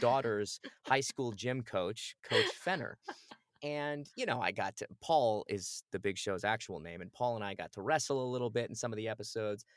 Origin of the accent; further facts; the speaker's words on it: Phoenix, Arizona, United States; moved away; I grew up in Phoenix, Arizona.